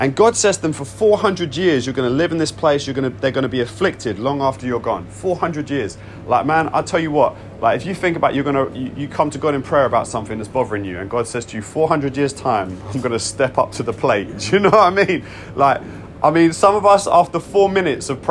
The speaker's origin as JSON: {"language": "English", "country": "United Kingdom", "said": "I am British"}